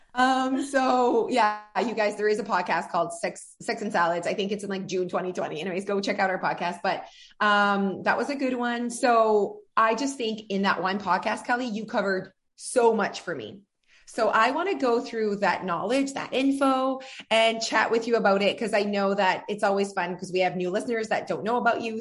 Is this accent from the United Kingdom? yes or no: no; France; English is a second language; moved away; I'm French